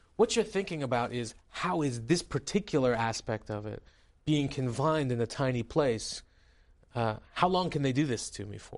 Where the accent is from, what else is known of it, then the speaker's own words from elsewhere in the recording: United States; also born or lived in Tehran, Iran; as somebody growing up in your congressional district, um, there was a lot of Iranians around me